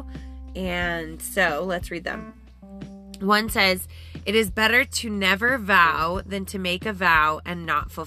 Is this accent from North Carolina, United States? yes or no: no; Colorado, United States; growing up in Colorado in the summer